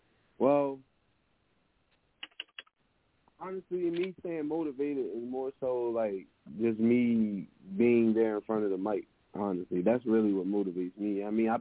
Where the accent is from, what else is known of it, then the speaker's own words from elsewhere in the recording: Maryland, United States; I'm 27. I'm an artist from Maryland.